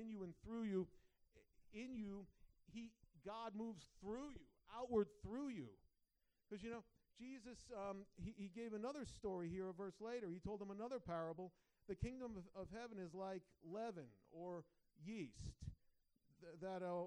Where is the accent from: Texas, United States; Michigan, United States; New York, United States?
New York, United States; Long Island; moved away; raised on Long Island, New York